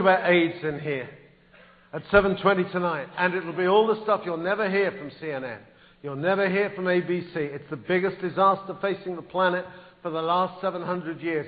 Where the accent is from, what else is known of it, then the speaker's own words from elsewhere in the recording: England, United Kingdom; moved away as an adult; now in United States; I am English